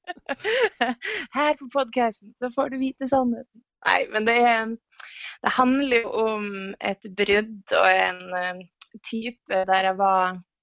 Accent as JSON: {"language": "Norwegian", "region": "Northern Norway", "country": "Norway", "tie": "born or raised there", "moved": "yes", "said": "Siden jeg er nordlending, så har jeg jo vokst opp med å være ganske direkte på mer enn her nede i sør"}